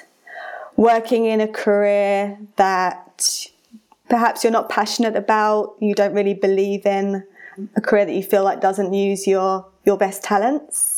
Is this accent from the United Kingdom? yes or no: yes; United Kingdom; now in Colorado, United States; I have an accent because I'm British, but I now live in Colorado.